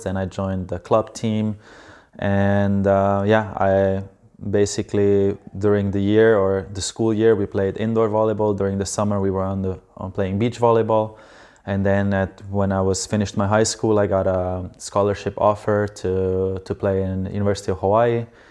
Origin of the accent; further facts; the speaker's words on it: Slovenia; I'm from Slovenia